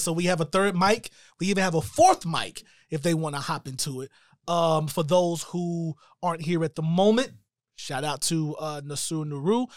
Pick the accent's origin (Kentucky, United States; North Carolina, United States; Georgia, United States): North Carolina, United States; Shelby; moved away; we are actually located in my hometown of Shelby, North Carolina